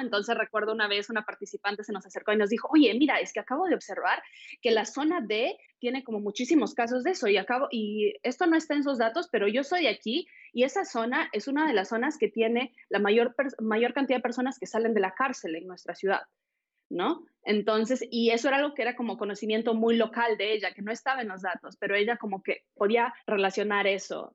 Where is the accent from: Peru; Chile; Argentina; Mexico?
Peru; moved away; soy peruana